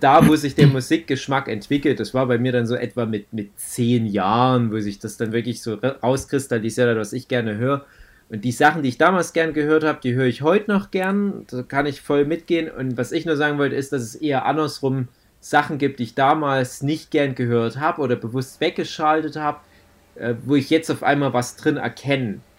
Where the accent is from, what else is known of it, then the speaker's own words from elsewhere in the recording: Saxony, Germany; bei uns in Sachsen